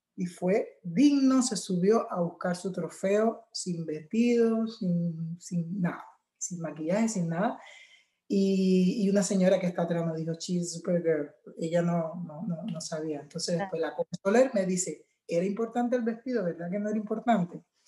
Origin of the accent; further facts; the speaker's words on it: Cuba; also born or lived in Chile; now in United States; yo soy cubana